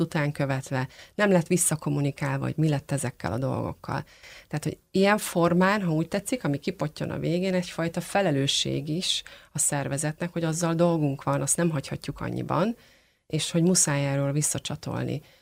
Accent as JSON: {"language": "Hungarian", "country": "Hungary", "said": "magyarok vagyunk, mi egy picit távolságtartók"}